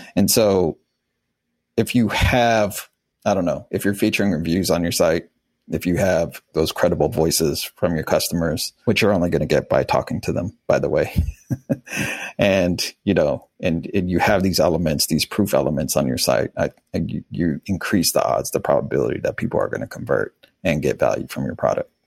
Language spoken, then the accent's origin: English; Wichita, Kansas, United States; moved away; also born or lived in Miami; I was born in Wichita, Kansas during a tornado